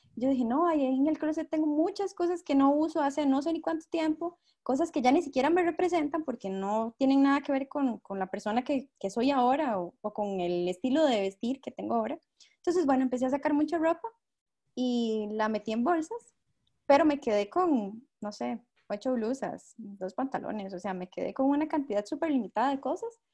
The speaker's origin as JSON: {"language": "Spanish", "country": "Costa Rica", "said": "tengo 25 años, soy de Costa Rica"}